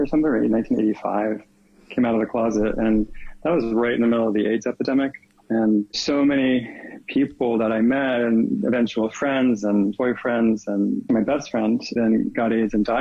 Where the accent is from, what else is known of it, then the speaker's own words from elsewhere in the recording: East Coast, United States; moved away as an adult; also born or lived in New York / Connecticut; now in California, United States; I grew up actually in New York and Connecticut, kind of the East Coast. And then I moved to California right after university.